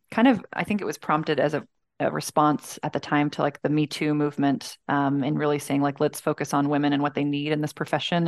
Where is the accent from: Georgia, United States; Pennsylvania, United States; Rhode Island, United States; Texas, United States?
Georgia, United States; Columbus; I was born in Columbus, Georgia